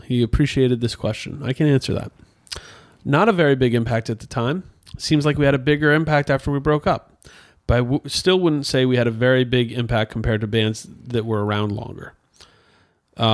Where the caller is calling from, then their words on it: Illinois, United States; I'm from the Quad Cities, Illinois side, about 2.5 hours west of Chicago on the Mississippi River.